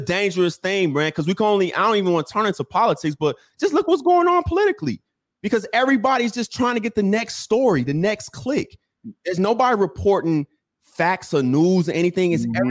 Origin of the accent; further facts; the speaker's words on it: Chicago, Illinois, United States; I'm from Chicago